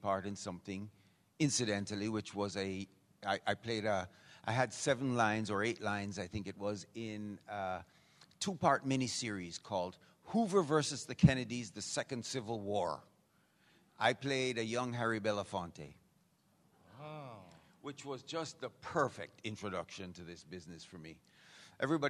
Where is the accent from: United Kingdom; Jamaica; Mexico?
Jamaica; accent: Jamaican; moved away; also born or lived in Vancouver; what's that accent? And I go, Jamaican.